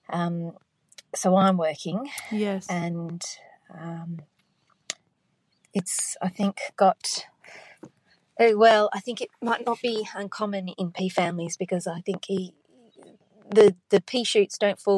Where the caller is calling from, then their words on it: Perth, Western Australia, Australia; I'm calling from Perth in WA.